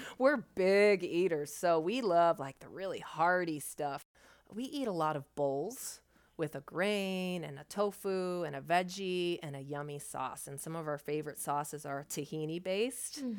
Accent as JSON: {"language": "English", "area": "thirty minutes east of Columbus", "region": "Ohio", "country": "United States", "tie": "born or raised there", "lives_now": "Columbus, United States", "said": "in my hometown where I was actually born, it's about thirty minutes east of Columbus"}